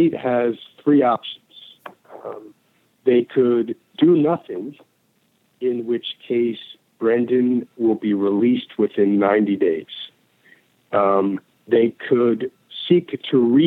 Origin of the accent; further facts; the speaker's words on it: Philadelphia, Pennsylvania, United States; moved away as an adult; now in Chicago, United States; my hometown of Philadelphia